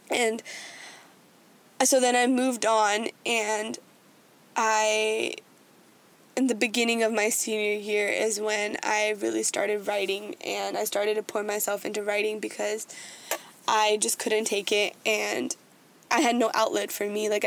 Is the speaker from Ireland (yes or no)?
no; India; Being Indian and being the kind of person I am, I always want to do my level best.